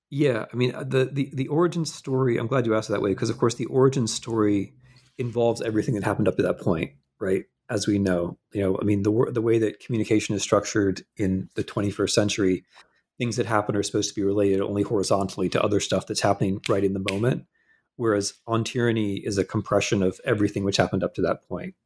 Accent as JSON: {"language": "English", "region": "Midwest", "country": "United States", "moved": "as an adult", "said": "I'm a Midwesterner"}